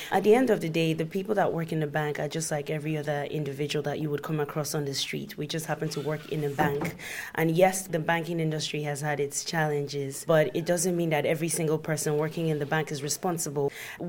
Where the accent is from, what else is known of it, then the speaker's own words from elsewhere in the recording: Nigeria; moved away as an adult; now in London, United Kingdom; I'm originally from Nigeria. I've been living in London for about 6 years now.